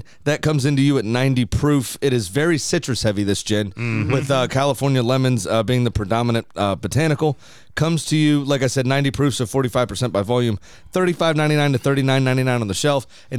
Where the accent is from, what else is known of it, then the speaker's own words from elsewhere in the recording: Scotland, United Kingdom; I am fucking Scottish.